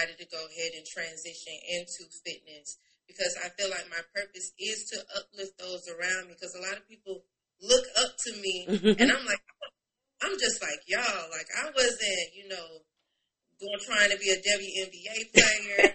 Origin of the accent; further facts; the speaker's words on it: Tallahassee, Florida, United States; moved away as an adult; I am from Florida, Tallahassee, Florida. I relocated here in 2015, been here ever since.